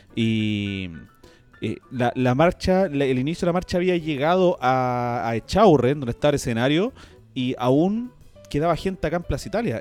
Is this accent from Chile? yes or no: yes; Chile; en mi país que tanto amo